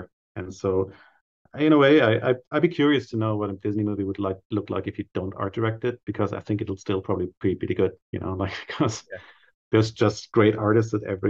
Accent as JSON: {"language": "English", "country": "Germany", "tie": "born or raised there", "second_language": "English", "moved": "as an adult", "lives_now": "United States", "said": "growing up in Germany in the 70s"}